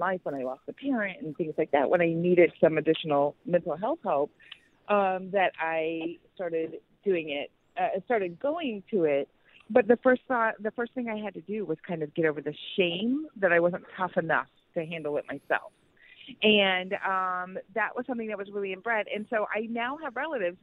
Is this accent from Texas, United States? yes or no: yes; Texas, United States; now in Los Angeles, United States; I grew up in the South, in Texas